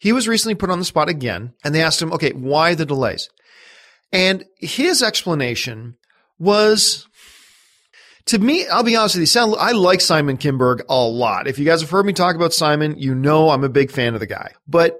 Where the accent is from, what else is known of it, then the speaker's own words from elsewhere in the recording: Canada; I get more excited about the Winter Olympics, obviously, because I'm Canadian